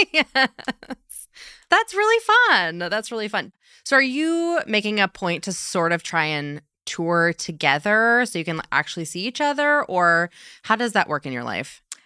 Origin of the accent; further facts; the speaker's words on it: Chicago, Illinois, United States; I'm from Chicago